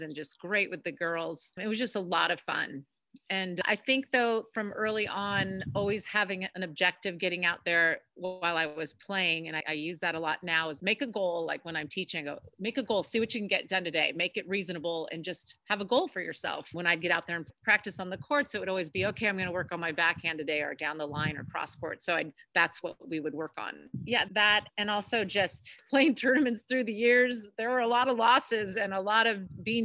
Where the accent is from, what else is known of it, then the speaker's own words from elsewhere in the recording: Del Rey Oaks, California, United States; I grew up on the Monterey Peninsula in Delray Oaks